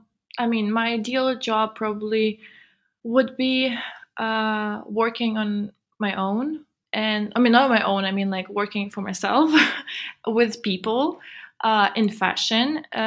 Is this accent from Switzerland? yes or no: yes; Switzerland; because I grew up in Switzerland, and Switzerland is amazing.